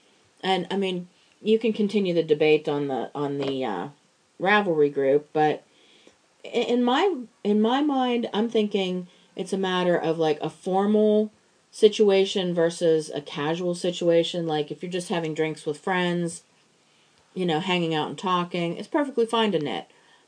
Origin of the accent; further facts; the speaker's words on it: Pittsburgh, Pennsylvania, United States; accent: Pittsburgh; Cuz I mean, I try very, very hard to cover my Pittsburgh accent. I really do.